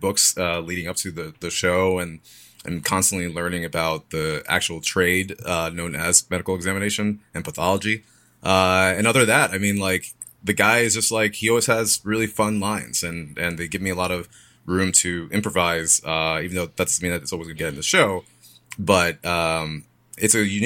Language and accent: English; New York City, New York, United States; moved away as an adult; also born or lived in Poconos, Pennsylvania; now in Los Angeles, United States; I was born in Brooklyn. Then when I was seven, moved to the Poconos, lived there for a bit, and then back to New York